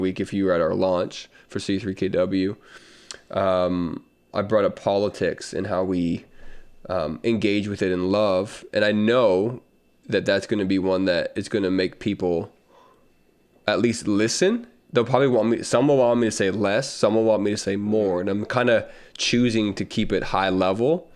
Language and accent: English; the South, United States; accent: Southern; moved away; I'm just a Southern guy